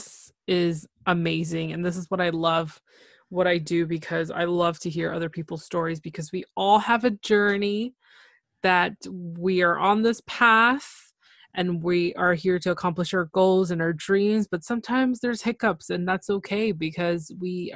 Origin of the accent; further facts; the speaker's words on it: Toronto, Ontario, Canada; from Toronto, so am I.